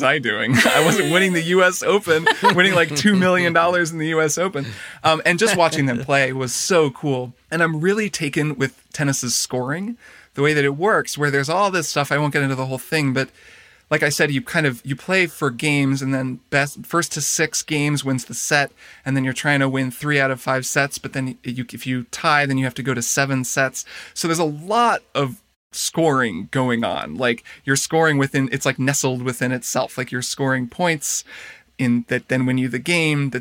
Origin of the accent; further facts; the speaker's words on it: Indiana, United States; moved away; We're visiting my hometown as well in Indiana, where we both grew up, but her family now lives